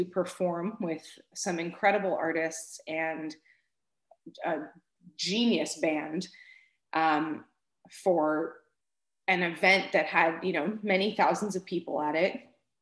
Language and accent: English; Florida, United States; also born or lived in Manhattan, New York; We moved to Florida when I was about 6 months old, and that's really where I grew up